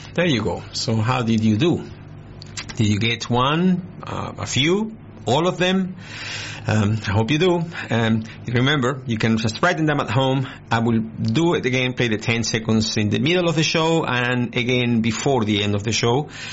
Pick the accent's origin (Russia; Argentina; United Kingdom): Argentina; moved away as an adult; now in Australia; I was born in Argentina. I came to Australia 23 years ago, 24 almost